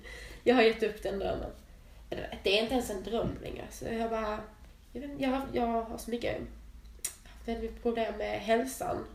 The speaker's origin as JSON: {"language": "Swedish", "region": "Skåne", "country": "Sweden", "said": "Jag är ju helskåning"}